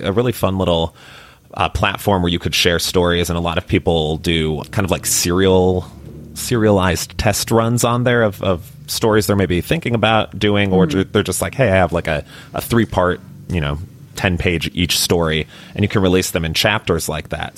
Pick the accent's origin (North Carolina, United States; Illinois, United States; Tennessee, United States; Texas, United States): Illinois, United States; Chicago; also born or lived in Miami; now in Austin, United States; I grew up in Chicago